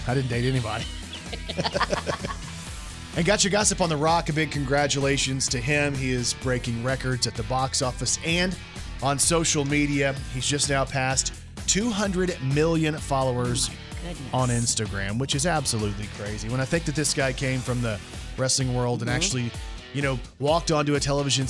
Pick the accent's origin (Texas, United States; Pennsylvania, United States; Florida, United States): Texas, United States; Plano; That's my hometown.